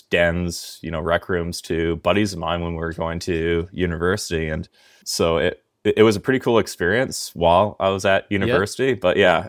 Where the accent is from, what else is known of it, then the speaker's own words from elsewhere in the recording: Langley, British Columbia, Canada; now in Kamloops, Canada; No, I'm originally from Langley.